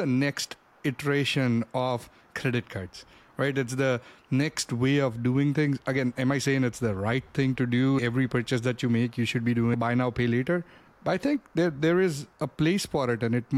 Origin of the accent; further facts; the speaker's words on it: India; moved away; Growing up, I grew up in India